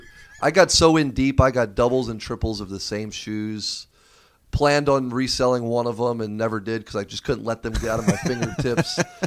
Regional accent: Broward County, South Florida, United States; South Florida, Broward County, born and raised.

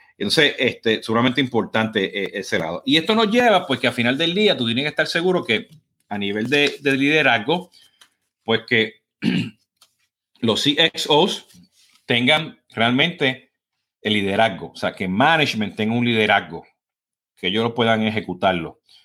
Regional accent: Puerto Rico; como voy puertorriqueño, pues estoy corriendo, ¿no? Hablo demasiado rápido

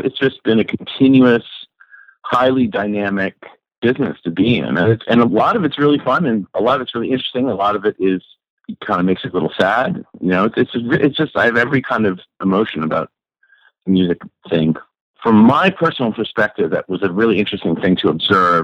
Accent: Boston, Massachusetts, United States; moved away; also born or lived in New York City; I grew up in Boston where they had a thing called Dial-Up Prayer.

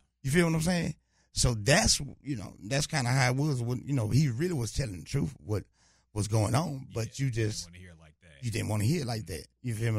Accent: Louisiana, United States; now in Houston, United States; I'm originally from Louisiana, but I'm out of H Town

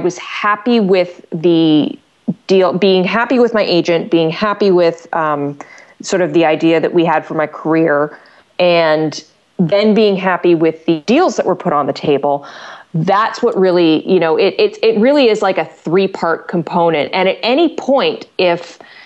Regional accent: Canada; I'm Canadian

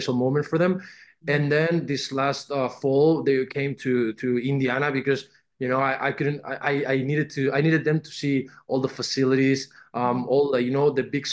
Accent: Castellón de la Plana, Valencian Community, Spain; born or raised there; English is a second language; moved away as an adult; also born or lived in Benicàssim, Spain; now in United States

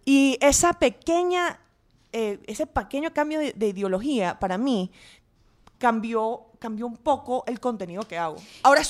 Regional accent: Venezuela; moved away as an adult; also born or lived in England / Washington / Boston / Chicago; now in New York, United States; a los, trece regresé a Venezuela hasta que me gradué a los 18.

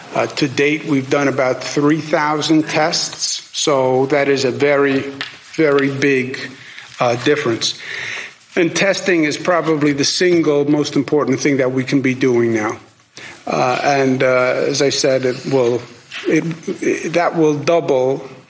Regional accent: New York, United States; moved away; I was born in New York, grew up in New York

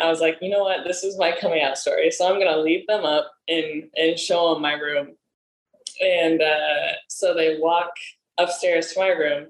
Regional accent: Nebraska, United States; moved away as an adult; also born or lived in South Korea; now in Los Angeles, United States; I'm from Nebraska

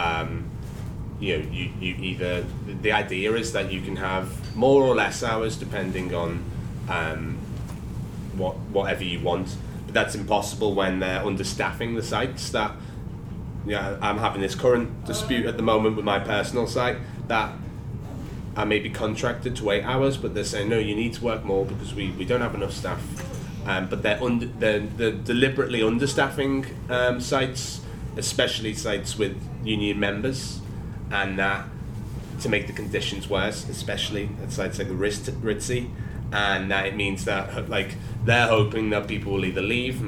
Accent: Liverpool, North West England, United Kingdom; now in London, United Kingdom; I'm from Liverpool

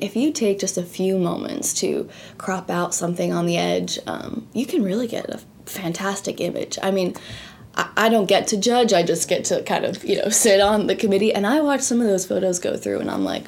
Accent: New Jersey, United States; moved away as an adult; also born or lived in Delaware; now in Dallas, United States; I was born in New Jersey on the coast there

